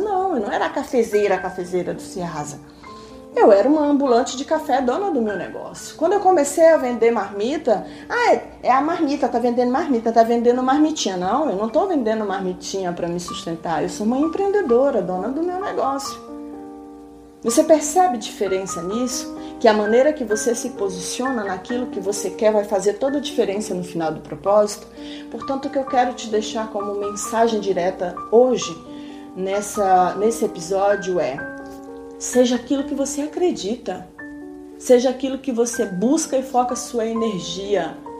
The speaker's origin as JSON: {"language": "Portuguese", "region": "Maranhão", "country": "Brazil", "tie": "born or raised there", "moved": "yes", "lives_now": "São Paulo, Brazil", "said": "minha terra natal do Maranhão"}